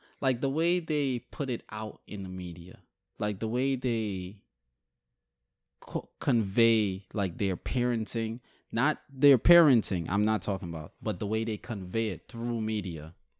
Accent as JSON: {"language": "English", "country": "Guyana", "tie": "born there", "said": "I don't know where exactly I live because I'm Guyanese. Technically, I was born in Guyana."}